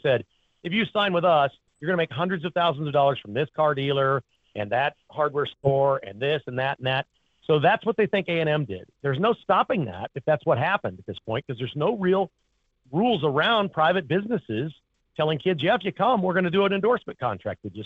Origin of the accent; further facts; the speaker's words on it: Kansas, United States; I grew up in Kansas and I live in Kansas.